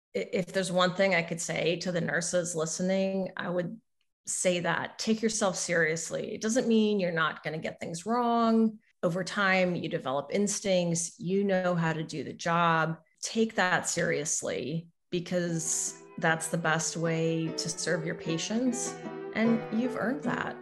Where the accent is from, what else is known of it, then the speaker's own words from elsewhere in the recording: Southern Missouri, United States; moved away; I grew up in Southern Missouri